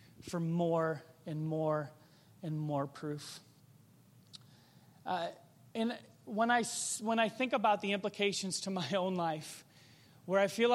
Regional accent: Chicago suburbs, Illinois, United States; I grew up in the Chicago suburbs

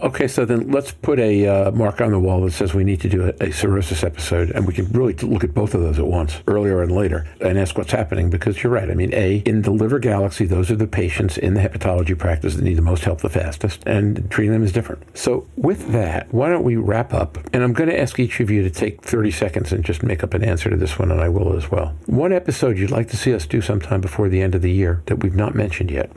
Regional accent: Brooklyn or Long Island, New York, United States; I come from Brooklyn or Long Island, which is close enough

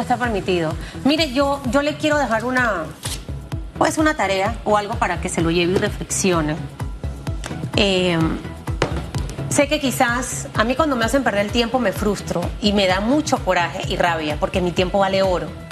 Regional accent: Panama; yo soy panameña

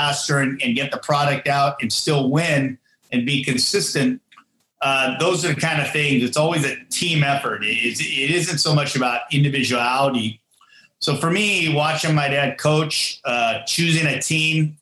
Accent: Fremont, California, United States; in my hometown, still in Fremont

